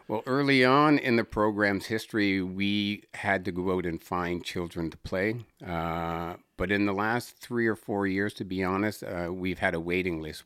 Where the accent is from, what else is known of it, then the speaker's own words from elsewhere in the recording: Sydney, Nova Scotia, Canada; growing up in Whitney Pier.